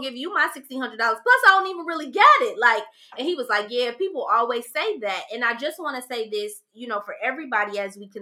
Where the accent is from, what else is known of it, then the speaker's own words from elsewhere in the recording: Ohio, United States; moved away as an adult; also born or lived in Maryland; I was 21 years old and I had just moved to Maryland. I'm from Ohio.